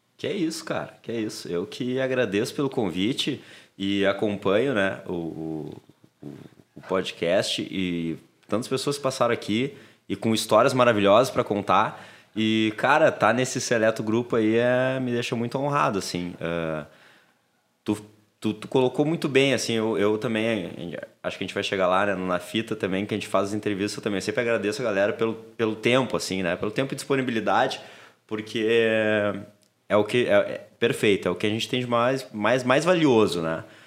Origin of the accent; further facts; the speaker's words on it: Porto Alegre, Rio Grande do Sul, Brazil; a gente morava na Intercap aqui. Uh, aqui não, né? Tô na Intercap, pertinho da PUC, ali, final da Ipiranga. Uh, depois a gente se mudou para o Menino Deus